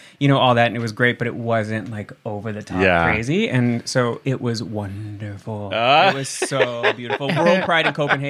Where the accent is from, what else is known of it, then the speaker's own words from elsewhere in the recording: Florida, United States; born there; I'm originally from kind of everywhere. So I was born in Florida.